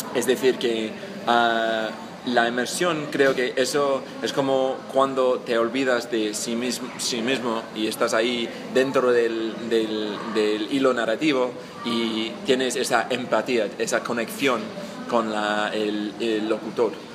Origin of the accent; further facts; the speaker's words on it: England, United Kingdom; Spanish is a second language; soy inglés, eh, estudié el español hace tiempo ya en la universidad